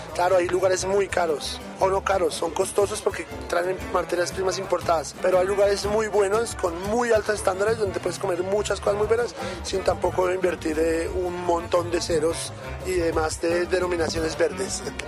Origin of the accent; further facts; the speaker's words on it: Bogotá, Colombia; also born or lived in Europe; Soy de Bogotá, he vivido un poco en Europa y he vivido un poco eh, acá en Sudamérica para algunos países.